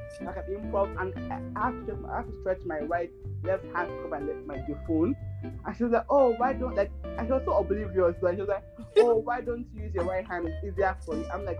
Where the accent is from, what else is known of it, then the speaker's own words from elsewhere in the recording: Canada; And I thank the Lord that I grew up in Canada and, like, I've become very extremely independent, like, you know?